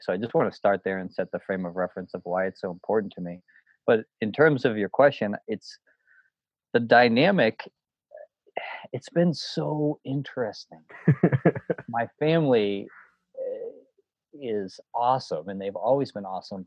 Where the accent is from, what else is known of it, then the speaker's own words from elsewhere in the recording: Boston, Massachusetts, United States; also born or lived in White Mountains, New Hampshire; I grew up in Boston